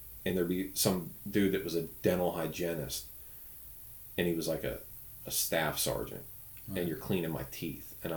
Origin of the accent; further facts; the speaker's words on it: Pittsburgh, Pennsylvania, United States; moved away as an adult; also born or lived in Greenville, South Carolina / Butler, Pennsylvania; we're originally from Pittsburgh